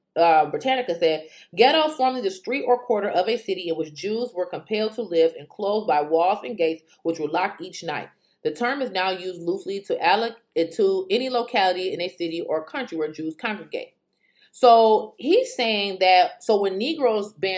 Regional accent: United States; I'm an American too

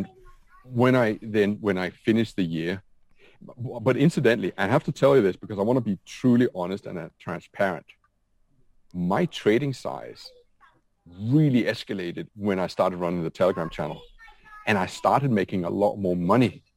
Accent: Denmark; I'm from Denmark.

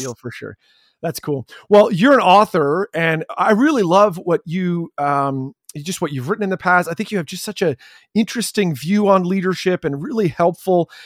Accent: Chatham, Ontario, Canada; I grew up in Chatham, Ontario

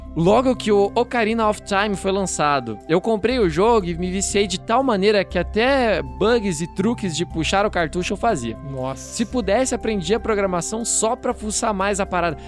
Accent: Astorga, Paraná, Brazil; accent: sotaque de Astorga; now in Curitiba, Brazil; o sotaque de Astorga

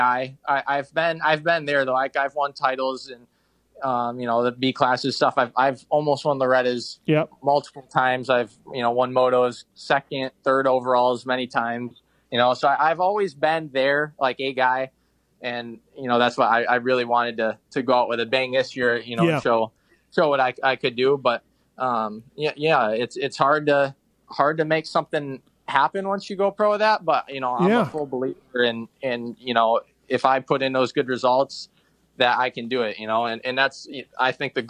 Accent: Michigan, United States; I'm from Michigan, but probably Redbud

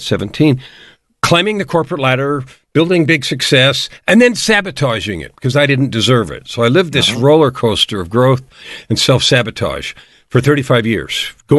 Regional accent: San Francisco, California, United States; Well, I grew up in born in San Francisco, raised in what looked like a traditional two-family home.

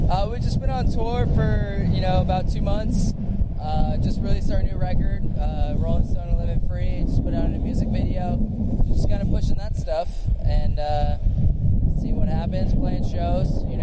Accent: Las Vegas, Nevada, United States; now in Orange County, United States; we grew up in Vegas

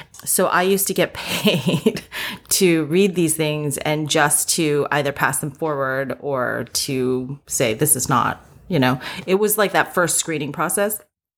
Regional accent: East Coast, United States; also born or lived in South Korea; So long story short, I was born in Korea and I moved to the US when I was 3. And I kind of grew up all up and down the East Coast.

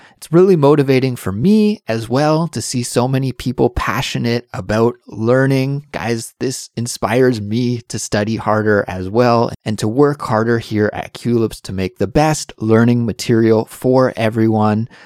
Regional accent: Canada; now in Seoul, South Korea; I'm Canadian, but I do live in South Korea right now

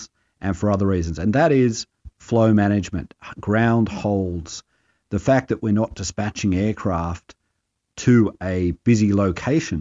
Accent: Australia; moved away as an adult; also born or lived in northeastern United States; now in United States; I am actually an Aussie, albeit temporarily transported

